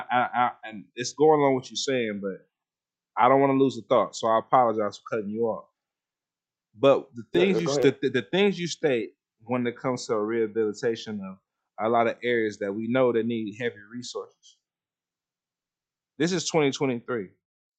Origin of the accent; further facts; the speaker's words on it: United States; As an American, especially a one with this type of skin color